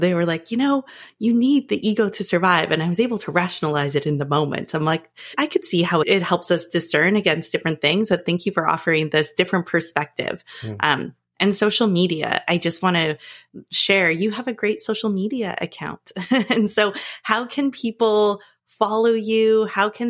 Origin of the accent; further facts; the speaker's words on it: Northern Canada, Canada; I grew up in Northern Canada.